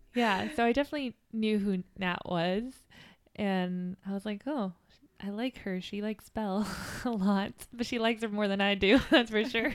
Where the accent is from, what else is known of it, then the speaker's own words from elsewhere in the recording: Downey, California, United States; I grew up in Los Angeles, California. Downey, to be specific